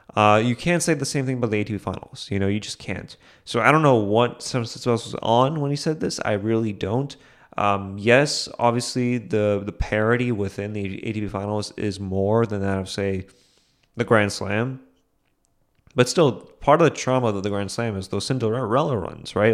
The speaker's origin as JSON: {"language": "English", "country": "India", "said": "as an Indian"}